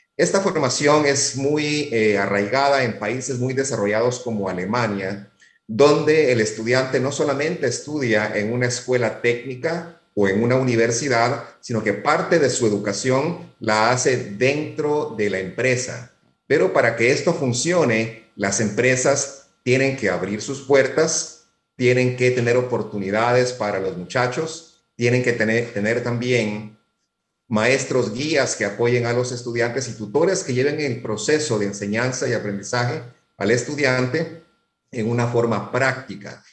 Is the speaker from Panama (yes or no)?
yes; Panama; los jóvenes y los empleados panameños seamos también competitivos y productivos